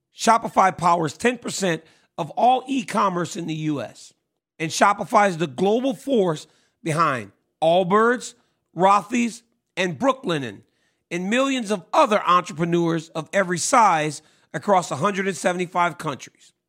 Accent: Lafayette, Louisiana, United States; I grew up in Louisiana

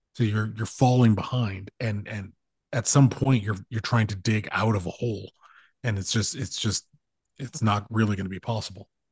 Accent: United States; I'm an American

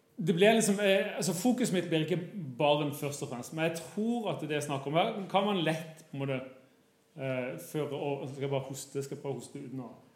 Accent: Kristiansand, Agder, Norway; moved away as an adult; now in Bergen, Norway; Jeg kommer fra Kristiansand. Har bodd i Bergen i 20 år, tror jeg

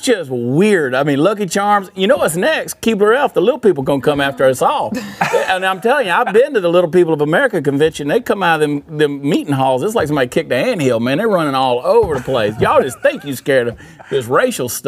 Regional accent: the South, United States; I grew up in the South

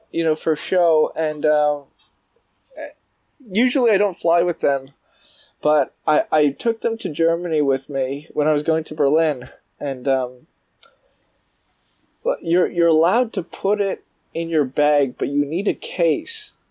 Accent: Toronto, Ontario, Canada; moved away as an adult; now in New York, United States; I'm from, from Toronto. I'm Canadian.

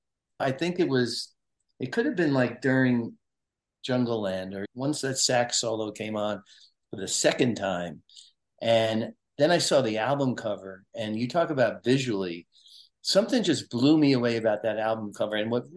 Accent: Brooklyn, New York, United States; because growing up in Brooklyn, we used to go to the Jersey Shore when you'd see these little clubs and stuff.

